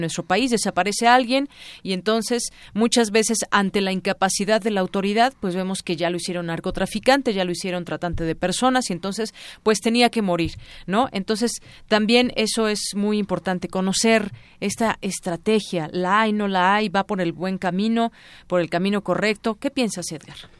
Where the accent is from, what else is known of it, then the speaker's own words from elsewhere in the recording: Mexico; como mexicanos